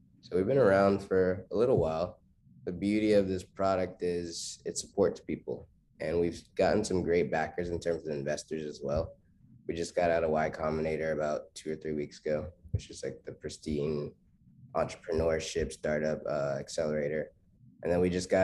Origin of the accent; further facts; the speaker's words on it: Charlotte, North Carolina, United States; where I'm from Charlotte, North Carolina.